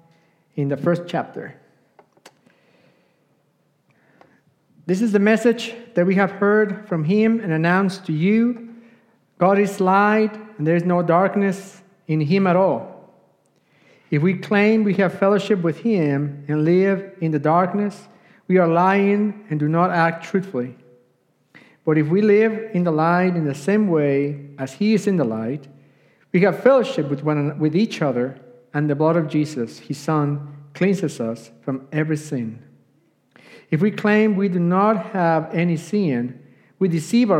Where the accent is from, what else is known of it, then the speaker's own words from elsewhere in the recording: Puebla, Mexico; English is a second language; moved away; I grew up in Mexico, Puebla, Mexico. That's where I come from